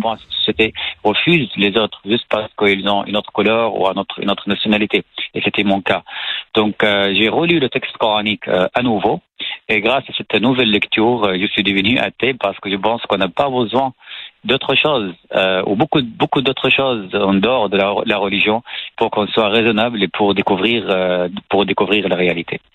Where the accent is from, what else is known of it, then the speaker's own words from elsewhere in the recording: Syria; French is a second language; moved away as an adult; now in France; je suis né en Syrie, dans, dans une famille salafiste